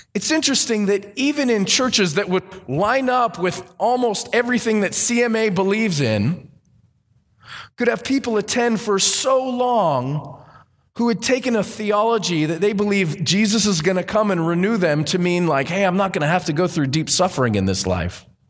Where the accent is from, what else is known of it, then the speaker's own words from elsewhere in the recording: Southern California, United States; I grew up in Southern California